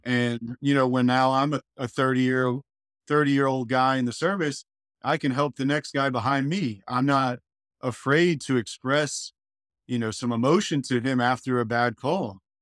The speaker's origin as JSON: {"language": "English", "town": "Hollywood", "region": "Florida", "country": "United States", "tie": "born or raised there", "moved": "as an adult", "lives_now": "Panama City Beach, United States", "said": "I was born in Hollywood, Florida, South Florida."}